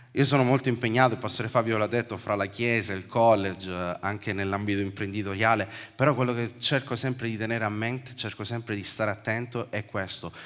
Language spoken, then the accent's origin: Italian; Sicily, Italy; come siciliano